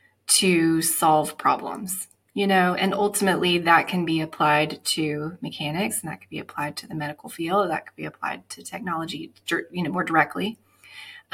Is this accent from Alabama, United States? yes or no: yes; Alabama, United States; also born or lived in Atlanta, Georgia / Charlotte, North Carolina; now in Greenville, United States; I'm from Alabama